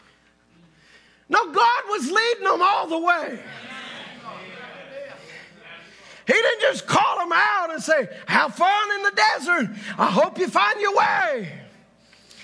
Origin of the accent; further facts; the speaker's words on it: Louisiana, United States; I'm not from here. I'm from Louisiana.